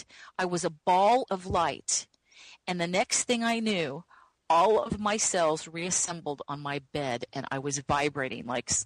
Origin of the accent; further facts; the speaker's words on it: Midwest, United States; Growing up in the Midwest, you didn't learn about you couldn't find a channeling class.